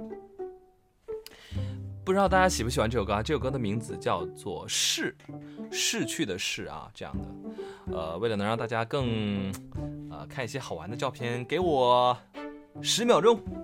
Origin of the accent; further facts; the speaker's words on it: Changchun, Jilin, China; 我是长春人啊，我是你的老乡啊